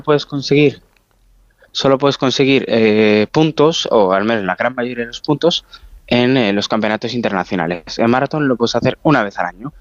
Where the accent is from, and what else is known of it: Spain